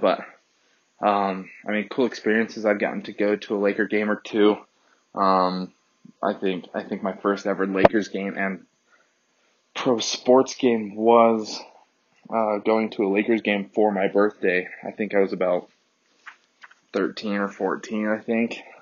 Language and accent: English; Southern California, United States; I wasn't born in California, but I was raised uh, in California my whole life um, since I was about two